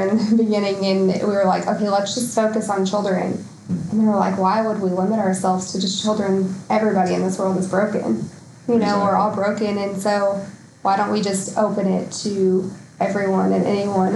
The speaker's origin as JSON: {"language": "English", "town": "Bentonville", "region": "Arkansas", "country": "United States", "tie": "born or raised there", "said": "I was raised in Bentonville, lived in Bentonville my whole life."}